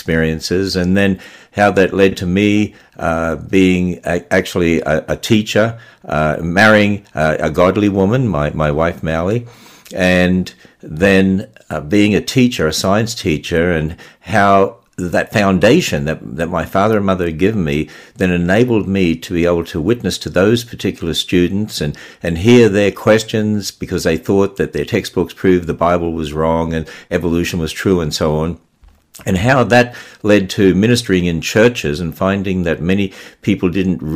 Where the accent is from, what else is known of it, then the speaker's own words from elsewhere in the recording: Queensland, Australia; also born or lived in Cairns / Mount Isa / Gulf Country; now in United States; as we were transferred around in the state of Queensland, I mean, I was born in Cairns, which is way up the north